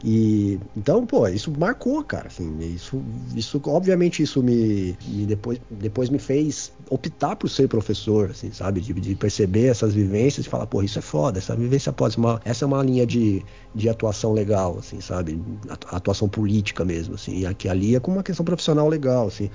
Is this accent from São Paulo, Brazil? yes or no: yes; São Paulo, Brazil; Sou nasci no Grajaú, Zona Sul de São Paulo, extremo sul de São Paulo. Morei lá até os meus 19 anos